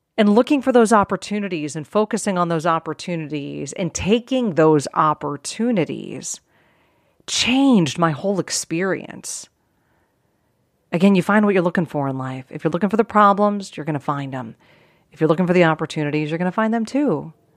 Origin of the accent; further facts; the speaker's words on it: outside of Pittsburgh, Pennsylvania, United States; I grew up outside of Pittsburgh, Pennsylvania